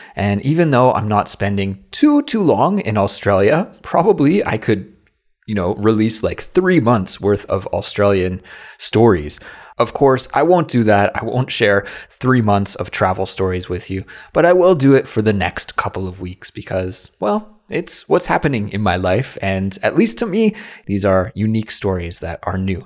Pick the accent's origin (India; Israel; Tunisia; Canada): Canada; now in South Korea; my life as a Canadian who lives abroad in South Korea